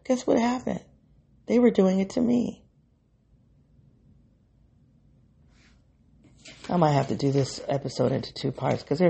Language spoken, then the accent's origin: English; Midwest, United States; I'm a Midwesterner.